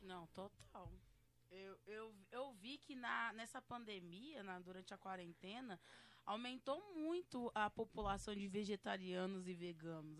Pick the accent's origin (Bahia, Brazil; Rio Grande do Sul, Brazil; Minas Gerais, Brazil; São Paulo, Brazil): Minas Gerais, Brazil; Porque a gente é mineira, né? Porque eu sou mineira